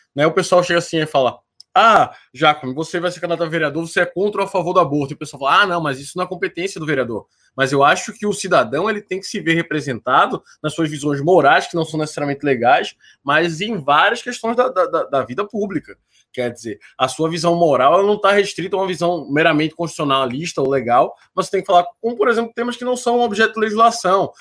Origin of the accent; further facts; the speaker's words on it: Recife, Pernambuco, Brazil; eu sou de Recife